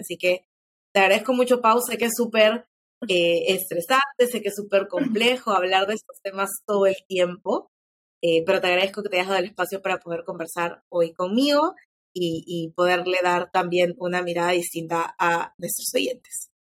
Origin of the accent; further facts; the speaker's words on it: Peru; quiénes somos como peruanos